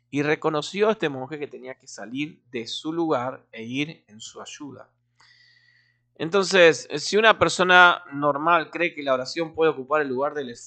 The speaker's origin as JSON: {"language": "Spanish", "country": "Argentina", "said": "Eh, como buen argentino tomando mate"}